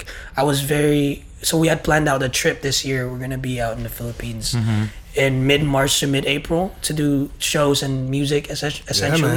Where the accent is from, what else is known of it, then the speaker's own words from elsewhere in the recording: Bay Area, California, United States; I'm from the Bay Area, California